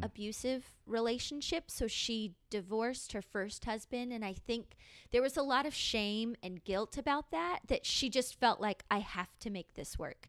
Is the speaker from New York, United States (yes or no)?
no; San Diego, California, United States; I grew up here in San Diego